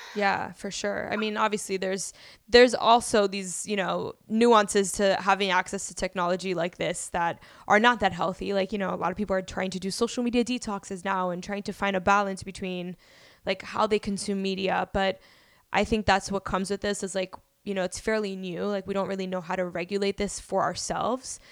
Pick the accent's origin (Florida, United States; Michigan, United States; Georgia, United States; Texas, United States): Florida, United States; Miami; moved away as an adult; also born or lived in Bronx, New York City; now in New York City, United States; I moved to Miami, Florida at the age of five, where I, you know, just went to school. I went to, like, elementary through university in Miami